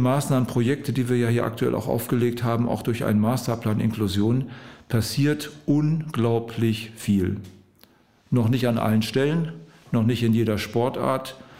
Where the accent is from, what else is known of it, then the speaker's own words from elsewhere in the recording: Osnabrück district, Lower Saxony, Germany; moved away as an adult; now in Wedemark, Germany; Ich bin aus dem Landkreis Osnabrück beheimatet, jetzt in die Region Hannover in einen Bereich mit meiner Frau gezogen, der uns an unsere Heimat sehr erinnert